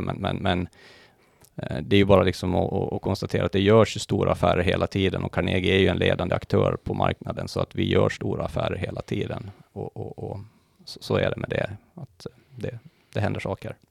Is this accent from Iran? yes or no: no; Mariehamn, Åland Islands; moved away as an adult; also born or lived in Lumparland; now in Stockholm, Sweden; jag är ju född och uppvuxen på Åland då. Eh, Lumparland, mina första levnadsår, sen blev det Mariehamn, eh, där jag inledde min skolgång